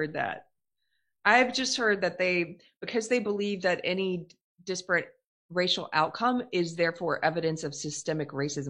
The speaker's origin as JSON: {"language": "English", "region": "South Carolina", "country": "United States", "said": "I'm from South Carolina"}